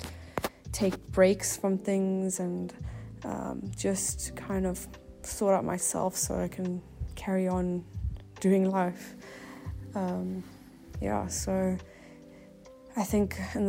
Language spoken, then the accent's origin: English; Cape Town, Western Cape, South Africa; I am from Cape Town.